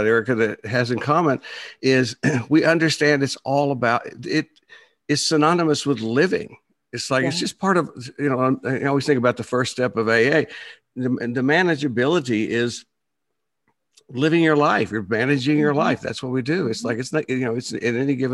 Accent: Plainview, Texas, United States; also born or lived in Dallas, Texas; I grew up in Plainview, Texas

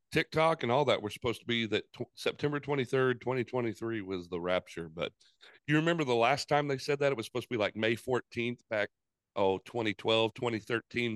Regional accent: Georgia, United States; moved away; also born or lived in Salt Lake City; I'm from Georgia

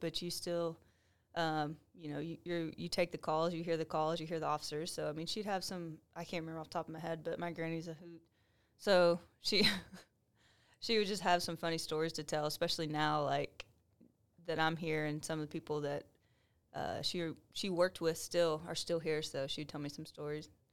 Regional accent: Waco, Texas, United States; moved away as an adult; also born or lived in Huntsville; Waco's my hometown. I was born and raised here

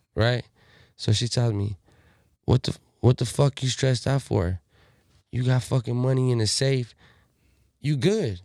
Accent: Pomona, California, United States; I'm a Southsider from Pomona

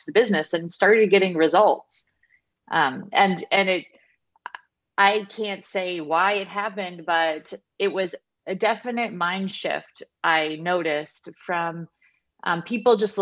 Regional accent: Canada; I'm from Canada

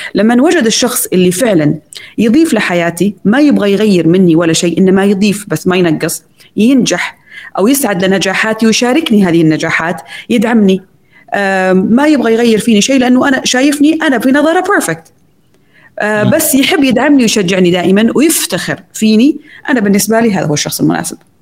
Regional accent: Saudi Arabia

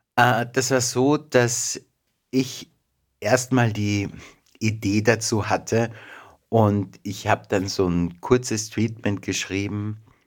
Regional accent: Mistelbach, Lower Austria, Austria; also born or lived in Vienna; Geboren in Wien, aber aufgewachsen in Mistelbach. Das ist nordöstlich von Wien, eine kleine Stadt.

